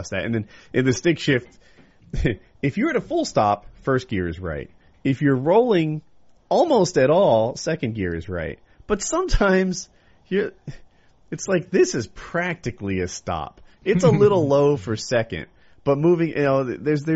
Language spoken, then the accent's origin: English; Ocean City, United States; When I grew up, though, I grew up in Ocean City